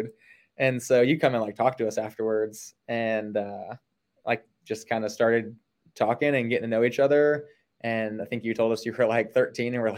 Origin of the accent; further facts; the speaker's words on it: Ohio, United States; now in Salisbury, United States; I grew up in Ohio, grew up swimming